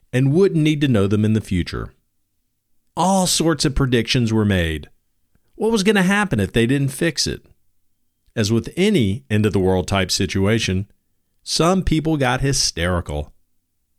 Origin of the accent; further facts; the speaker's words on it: Homewood, Alabama, United States; Growing up in Homewood